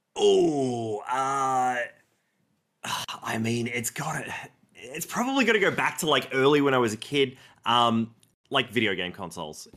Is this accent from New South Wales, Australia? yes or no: no; Melbourne, Victoria, Australia; Melbourne, born and raised here in Australia